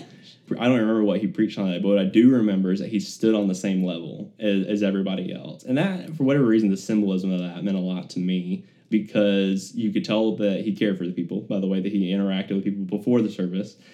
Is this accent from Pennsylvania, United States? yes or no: no; Birmingham, Alabama, United States; I grew up in uh, Birmingham, born and raised on the other side of town over in the uh, Hoover area